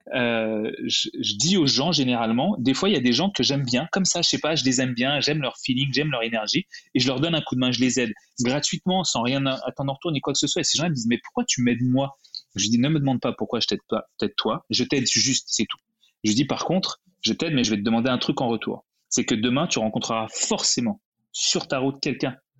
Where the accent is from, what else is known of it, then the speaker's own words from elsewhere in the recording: France; moved away as an adult; also born or lived in Canada; je suis venu au Canada, je suis français